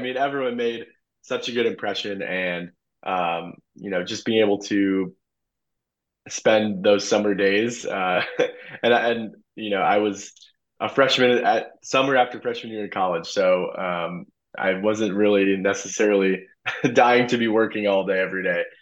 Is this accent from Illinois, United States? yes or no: yes; St. Charles, Illinois, United States; I am from St. Charles, uh, born and raised. Went to St. Charles East High School